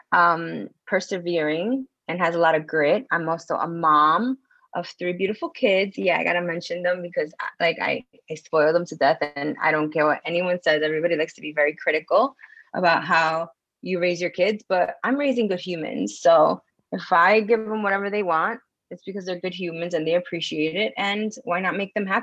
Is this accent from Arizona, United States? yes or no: no; New York City, New York, United States; moved away; also born or lived in Florida; I'm from New York City, by the way, originally in Washington Heights.